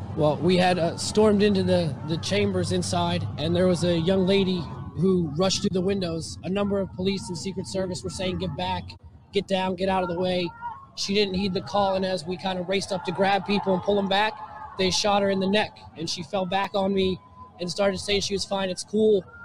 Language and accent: English; New Jersey, United States; from New Jersey